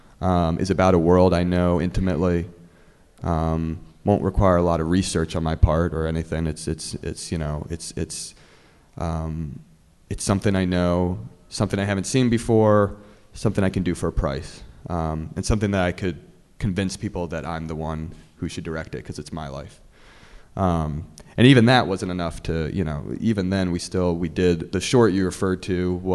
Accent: New Jersey, United States; moved away as an adult; also born or lived in Boston / Los Angeles; I grew up in Jersey

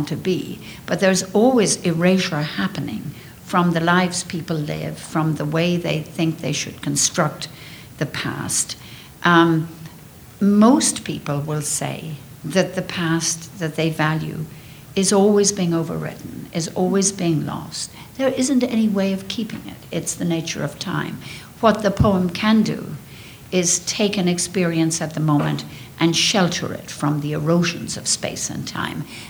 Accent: Ireland; moved away

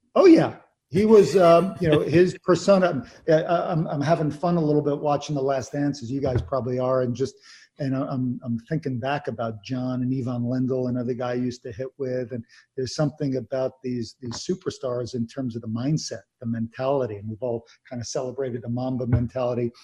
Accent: Long Island, New York, United States; I grew up in New York on Long Island

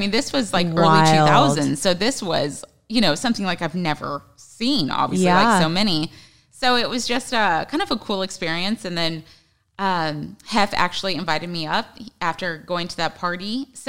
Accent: Hawaii, United States; born there; dad was in the Army, so we were stationed everywhere. Brother was born in Texas. My sister was born in Washington. I was born in Hawaii. Like, I mean, everywhere.

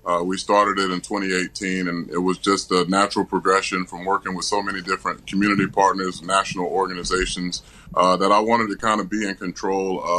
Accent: Tampa, Florida, United States; my hometown of Tampa, Florida

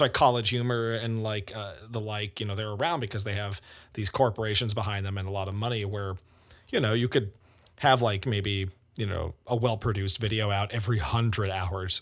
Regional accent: South Shore, Massachusetts, United States; we grew up on the South Shore

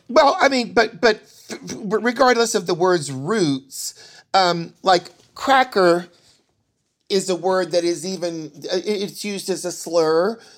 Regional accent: the South, United States; growing up in the South

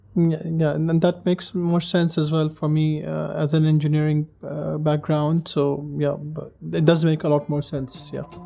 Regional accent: Pakistan; moved away; I'm from Pakistan originally

